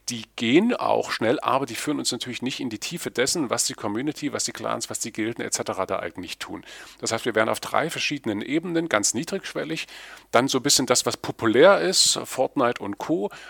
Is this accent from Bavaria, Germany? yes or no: no; Erfurt, Thuringia, Germany; Ja, ich freue mich, äh, euch in meiner Heimatstadt zu begrüßen.